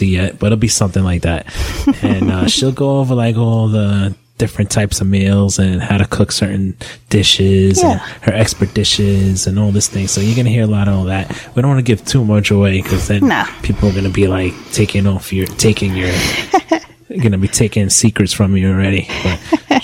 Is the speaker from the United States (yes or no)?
yes; New York, United States; moved away as an adult; now in New Jersey, United States; Yes, we are from New York, and we are currently living in Jersey. And that's where we are. That's our home base. But we'll always be New Yorkers